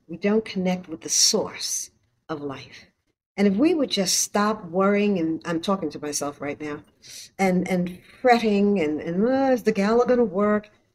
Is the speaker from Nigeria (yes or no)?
no; New York City, New York, United States; growing up in Harlem on 116th Street